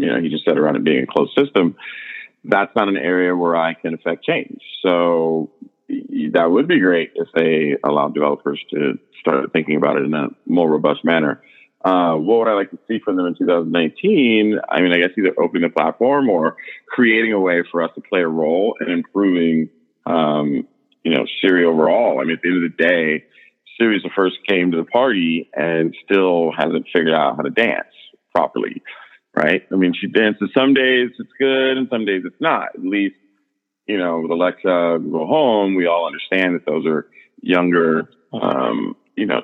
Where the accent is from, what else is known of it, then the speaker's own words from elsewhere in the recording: California, United States; now in New York, United States; As someone who doesn't drive as a New Yorker, although I'm from California